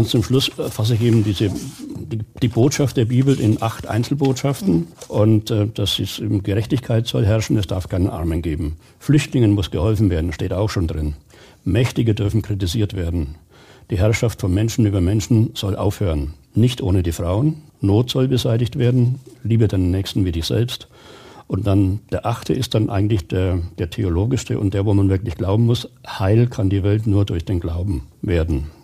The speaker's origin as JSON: {"language": "German", "region": "Bavaria", "country": "Germany", "tie": "born or raised there", "said": "Das hat mir großen Spaß gemacht weil ich erstens wieder in meiner Heimat war. Ich habe im Kreis Nürnberger Land kandidiert, das ist meine Heimat."}